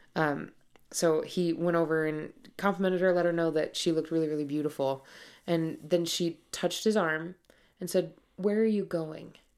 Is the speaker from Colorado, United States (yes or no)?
no; Montana, United States; I'm from Montana. I grew up horseback riding.